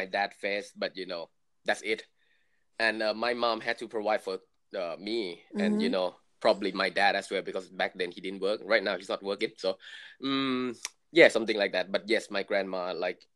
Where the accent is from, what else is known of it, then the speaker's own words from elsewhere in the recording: Thailand; moved away; I was born and raised in Thailand